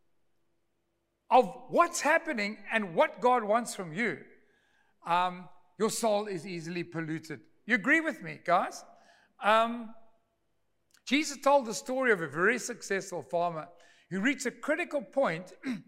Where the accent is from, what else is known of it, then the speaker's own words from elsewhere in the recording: Durban, KwaZulu-Natal, South Africa; moved away as an adult; also born or lived in Pretoria; I was from Durbs